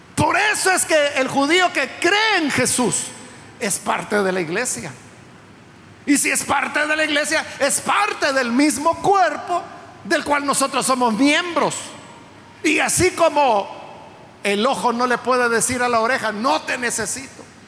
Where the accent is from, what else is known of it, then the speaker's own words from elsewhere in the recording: El Salvador; Nosotros somos ciudadanos salvadoreños porque nacimos en este país